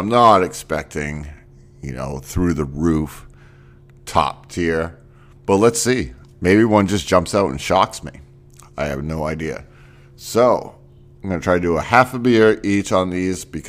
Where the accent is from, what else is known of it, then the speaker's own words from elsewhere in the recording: Northeast, United States; moved away; I grew up in the Northeast